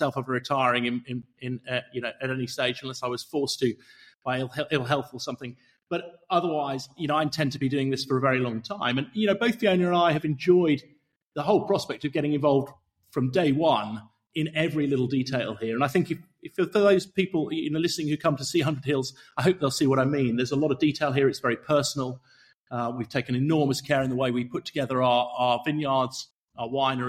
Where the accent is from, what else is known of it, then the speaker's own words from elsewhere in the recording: Somerset, South West England, United Kingdom; moved away; also born or lived in Silicon Valley, California / Chilterns; I grew up on the farms in Somerset